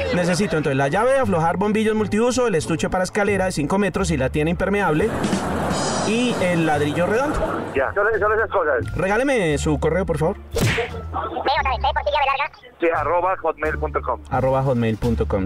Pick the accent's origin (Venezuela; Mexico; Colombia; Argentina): Colombia; Bogotá; yo soy de Bogotá